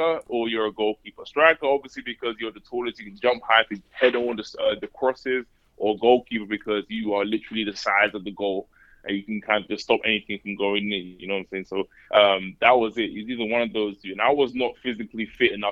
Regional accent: London, United Kingdom; moved away as an adult; also born or lived in Tennessee / Mississippi; I grew up in East London

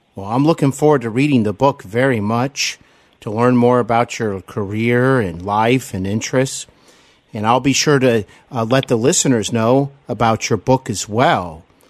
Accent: Cincinnati, Ohio, United States; moved away as an adult; also born or lived in Glendale, California / Burbank, California; I'm here in my hometown of Cincinnati, Ohio.

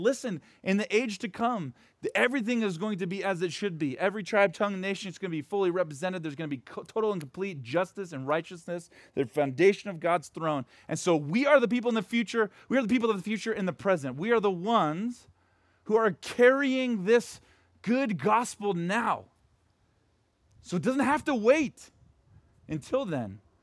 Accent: Portland, United States; moved away; where I grew up right now in Portland

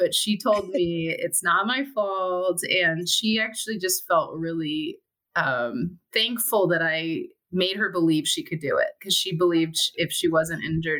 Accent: Southern California, United States; also born or lived in Seattle, Washington; now in Issaquah, United States; I grew up in Southern California, so I'm used to flip-flops, and the warmest thing I owned as a kid was a hoodie

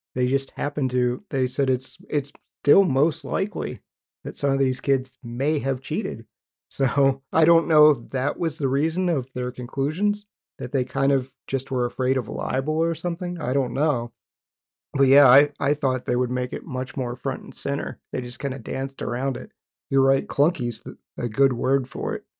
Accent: West Virginia, United States; we grew up in West Virginia.

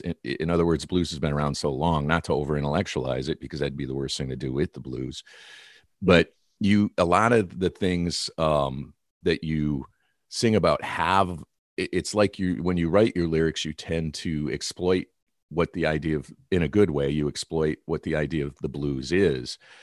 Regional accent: Detroit, Michigan, United States; now in California, United States; I am a Californian at this point, but I started off in Detroit.

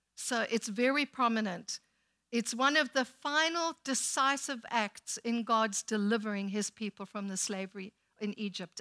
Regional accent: South Africa; now in United States; When we go back to South Africa

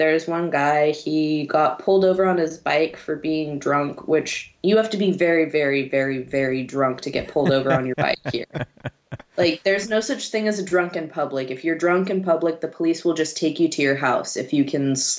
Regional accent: California, United States; now in Germany; I have dual citizenship. My mom's originally from Germany. My dad's from California. I was born in California. And then I moved over here for school.

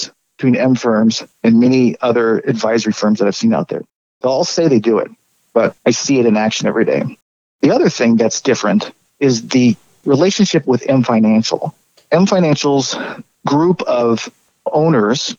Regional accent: Oregon, United States; moved away as an adult; also born or lived in Midwest / Arizona; I grew up in Oregon, went to school in the Midwest, and lived in the southern Arizona central Arizona for quite a while too. But it's coming back to Oregon after about 20 years of being away

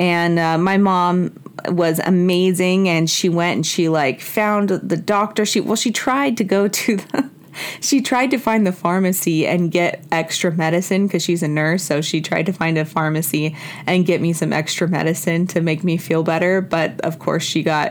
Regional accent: Mexico; moved away; I was born in Mexico

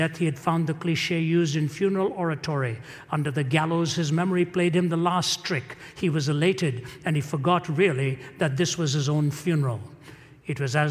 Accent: Delhi, India; moved away; I come from India. My father was from Kerala. My mother was from Chennai. I was raised in Delhi.

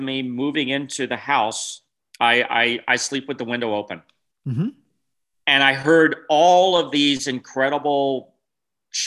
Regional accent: New Jersey, United States; born or raised there; moved away as an adult; also born or lived in California / Wyoming; now in Washington, United States

